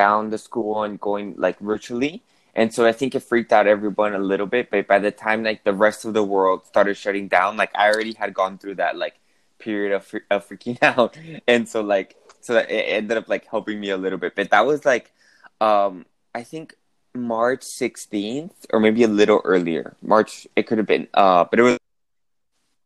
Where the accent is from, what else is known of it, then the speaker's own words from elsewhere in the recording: Bogotá, Colombia; moved away as an adult; also born or lived in United States; I'm from Colombia, from Bogota, but I went to school to college in the United States.